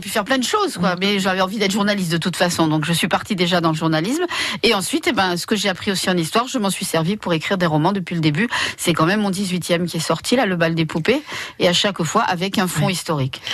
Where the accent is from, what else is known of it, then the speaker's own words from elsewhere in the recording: the South, south of France, France; je suis du sud.